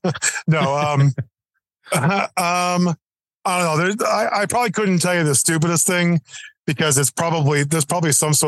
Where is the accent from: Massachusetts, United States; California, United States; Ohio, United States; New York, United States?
Massachusetts, United States; Boston; born there; also born or lived in New Jersey / Florida; I was born in Boston. Then we got transferred to New Jersey. Then we went from New Jersey to Florida.